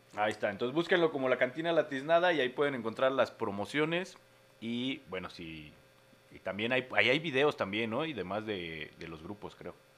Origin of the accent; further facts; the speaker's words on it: Mexico; en México sí aplicamos la de jacuna Matata